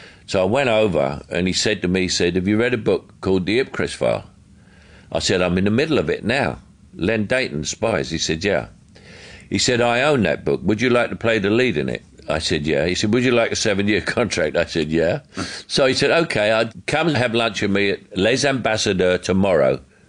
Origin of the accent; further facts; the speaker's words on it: London, United Kingdom; accent: Cockney; he would only have seen me as a Cockney and unable to do anything else.